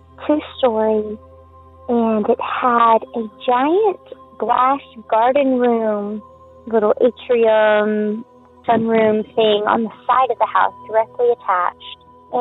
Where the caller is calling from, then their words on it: Gulf Coast, United States; I'm calling from the Gulf Coast to tell a story about a dream premonition I had when I was little.